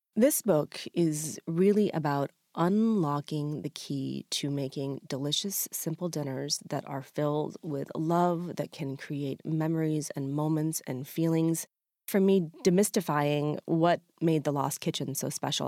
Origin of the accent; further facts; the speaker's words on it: Freedom, Maine, United States; my small restaurant in my hometown of Freedom, Maine